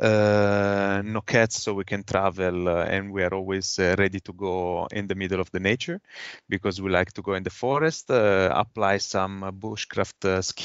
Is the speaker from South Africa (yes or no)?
no; Italy; moved away as an adult; now in Copenhagen, Denmark; I'm coming from Italy, but I moved to Denmark, and now I live in Copenhagen since 2020